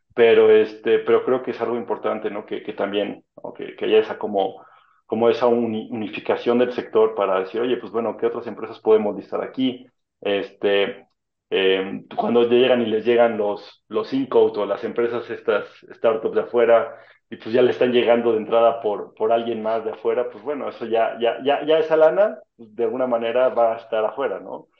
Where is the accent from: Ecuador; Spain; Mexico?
Mexico; éramos como 200 mexicanos